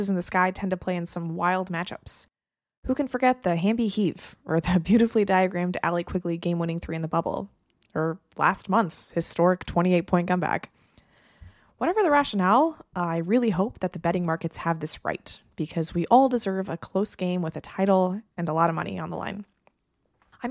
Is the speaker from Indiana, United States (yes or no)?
no; Los Angeles, California, United States; my hometown team, the Los Angeles